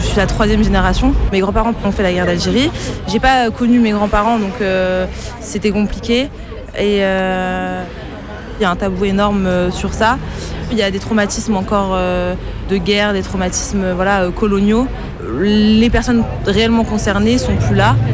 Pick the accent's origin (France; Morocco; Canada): France; je suis algérienne marocaine voilà, née en France.